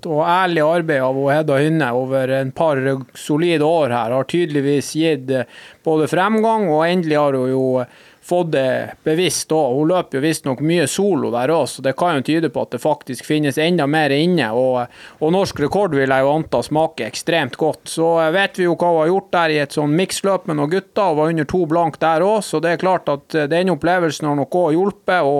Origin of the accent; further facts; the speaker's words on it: Norway; For det om vi er hvite og vi kommer fra Norge og vi har helt andre utgangspunkt enn andre i form av talenter